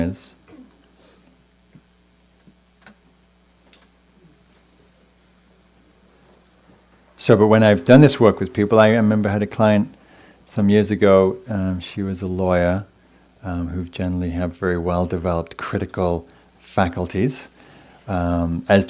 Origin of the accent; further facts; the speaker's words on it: England, United Kingdom; moved away as an adult; now in California, United States; growing up in England